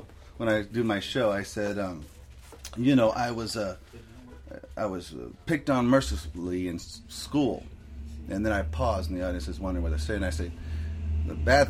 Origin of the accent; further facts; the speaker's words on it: San Pedro, California, United States; also born or lived in Torrance, California; I was born in Torrance. We moved here.